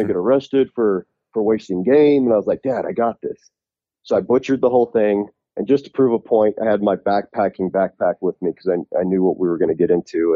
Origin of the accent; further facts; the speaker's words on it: Utah, United States; I'm from Utah